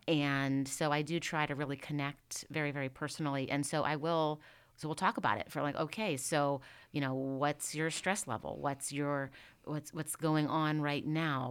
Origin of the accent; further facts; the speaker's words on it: Indiana, Pennsylvania, United States; also born or lived in Pittsburgh; I am originally from Indiana, Pennsylvania